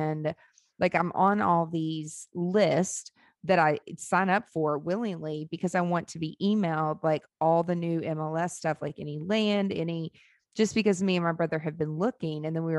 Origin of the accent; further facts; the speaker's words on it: Nashville, Tennessee, United States; I'm from here. Like I grew up in Nashville. Like this was the slums.